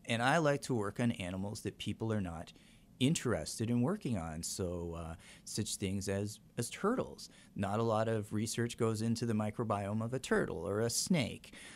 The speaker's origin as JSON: {"language": "English", "country": "Canada", "moved": "yes", "lives_now": "La Crosse, United States", "said": "I'm Canadian"}